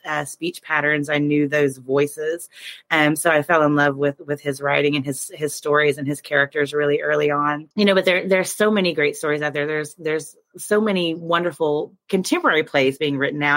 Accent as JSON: {"language": "English", "region": "Oklahoma", "country": "United States", "tie": "born or raised there", "said": "I grew up in Oklahoma, and we have a very prestigious high school arts program here"}